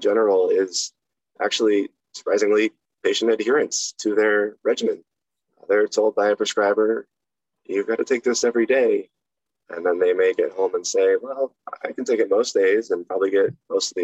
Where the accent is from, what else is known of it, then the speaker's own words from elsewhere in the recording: Maine, United States; I grew up in a small town in Maine